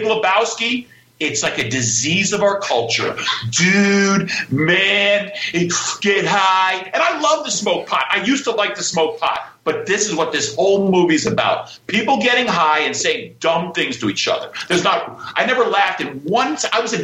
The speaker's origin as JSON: {"language": "English", "town": "Greenwich", "region": "Connecticut", "country": "United States", "said": "I'm from Greenwich, Connecticut"}